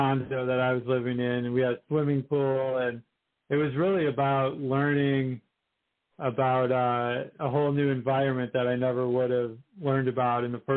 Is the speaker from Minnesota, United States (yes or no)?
yes; Minnesota, United States; now in St. Louis, United States; I come from Minnesota, And when I moved here